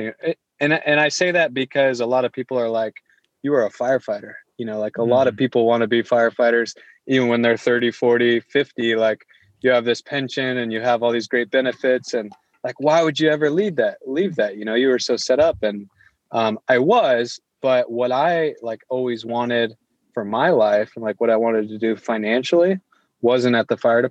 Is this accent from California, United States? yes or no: no; Iowa, United States; also born or lived in Springfield, Missouri; I grew up in Iowa. I was the oldest of five kids